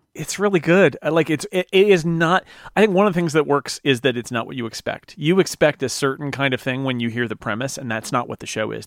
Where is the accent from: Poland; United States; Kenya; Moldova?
United States; as an American